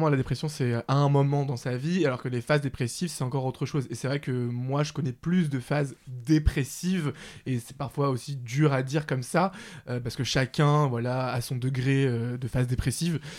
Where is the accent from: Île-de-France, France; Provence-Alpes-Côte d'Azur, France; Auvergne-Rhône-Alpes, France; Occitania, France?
Île-de-France, France; Paris; J'ai grandi à Paris, bah, d'ailleurs pas loin euh, de, chez moi actuellement, chez mes parents dans le 19e.